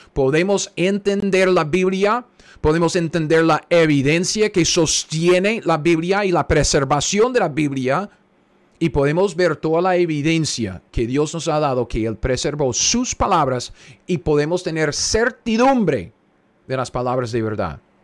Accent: United States; Spanish is a second language; yo soy gringo, yo entiendo. El español es mi segundo idioma

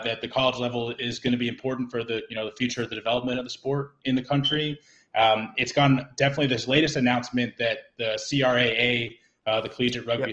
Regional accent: New Jersey, United States; moved away as an adult; also born or lived in New York / Massachusetts; now in Blue Hill, Maine, United States; I was born in New York, uh, but I'm a Jersey guy at heart

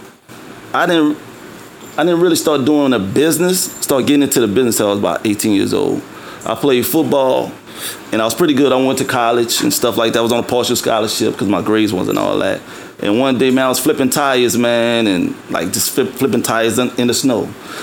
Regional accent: New Orleans, Louisiana, United States; also born or lived in Atlanta; I'm from New Orleans, Louisiana.

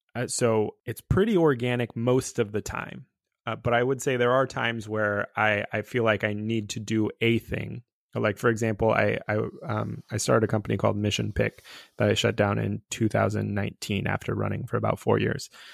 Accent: California, United States; growing up in California, uh, in the, like, eighties and nineties.

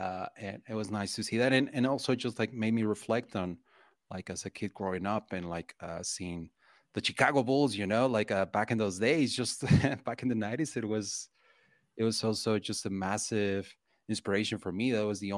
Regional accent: Mexico; English is a second language; as a kid, like back in the 90s and growing up in Mexico

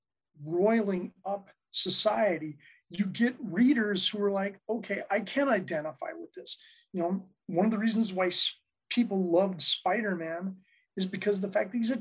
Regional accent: Minot, North Dakota, United States; moved away as an adult; also born or lived in Oak Park; now in Chicago, United States; I'm originally from Minot, North Dakota, which is about 35 miles south of the Canadian border.

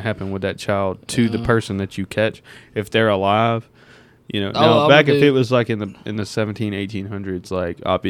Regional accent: the South, United States; We're from the South

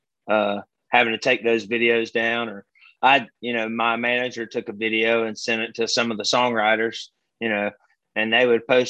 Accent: Birmingham, Alabama, United States; I grew up in Birmingham, okay. Alabama

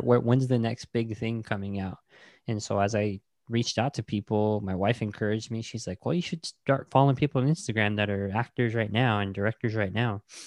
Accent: Tuba City, Arizona, United States; also born or lived in New Hampshire; I was born and raised there in Tuba City, graduated from Tuba City High School

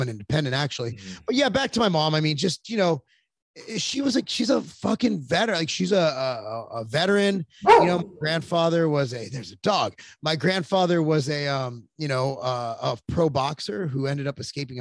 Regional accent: United States; I'm an American

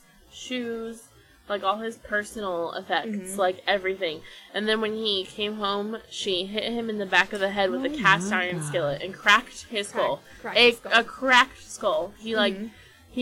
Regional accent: Midwest, United States; I went to private school and I'm from the Midwest.

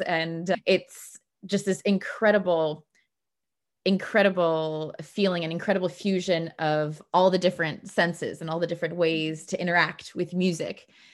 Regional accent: Bloomington, Indiana, United States; moved away as an adult; also born or lived in Cleveland, Ohio; now in Stockholm, Sweden; I grew up in Indiana, and, but I was born in Cleveland

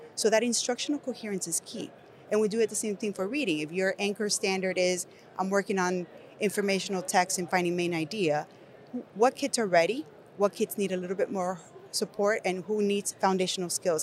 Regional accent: Nicaragua; English is a second language; moved away; I'm an English learner, if you cannot tell from my accent, I was born in Nicaragua

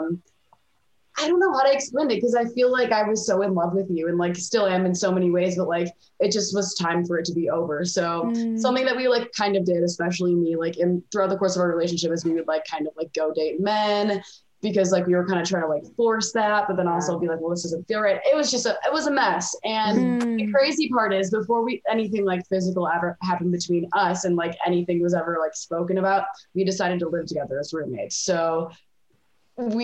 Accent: Michigan, United States; moved away as an adult; now in Denver, United States; I come from Michigan

